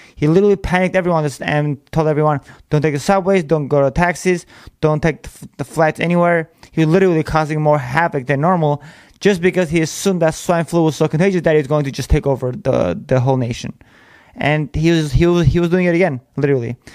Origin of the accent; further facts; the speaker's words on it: United States; We are American. We were born here to be here